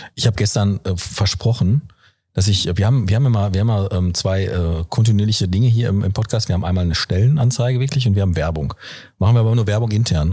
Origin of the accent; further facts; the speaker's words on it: Ruhr area, North Rhine-Westphalia, Germany; weil ich da nämlich auch aufgewachsen bin